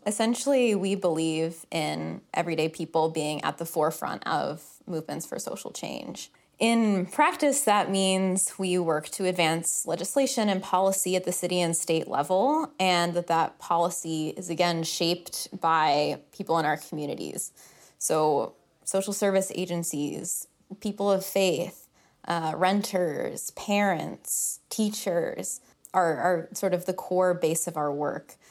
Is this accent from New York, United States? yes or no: no; Oak Park, Illinois, United States; I grew up in the area. I grew up in Oak Park